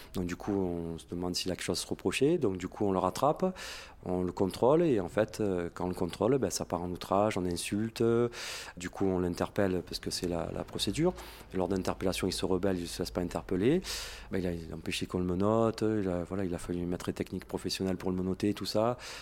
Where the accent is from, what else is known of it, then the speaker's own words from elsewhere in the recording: Marseille, Provence-Alpes-Côte d'Azur, France; je suis de Marseille